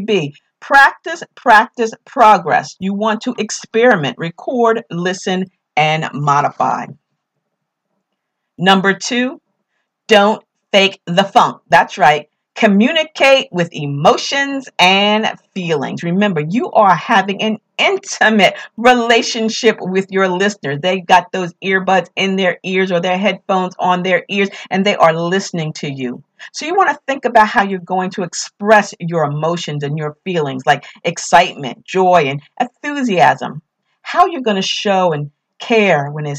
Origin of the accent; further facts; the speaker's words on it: New York, United States; accent: New York; my New York accent